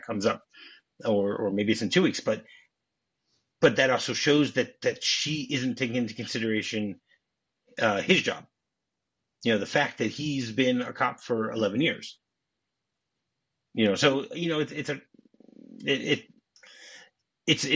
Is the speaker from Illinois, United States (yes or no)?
no; Detroit, Michigan, United States; moved away; I grew up in Detroit